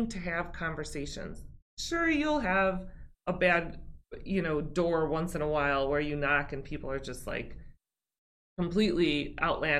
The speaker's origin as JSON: {"language": "English", "town": "West Chicago", "region": "Illinois", "country": "United States", "tie": "born or raised there", "said": "Born and raised in West Chicago. Still live right there in West Chicago"}